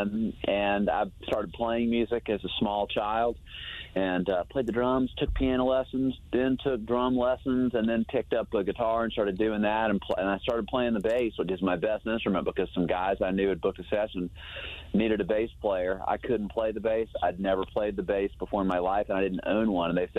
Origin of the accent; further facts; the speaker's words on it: Atlanta, Georgia, United States; now in Athens, United States; I grew up in Atlanta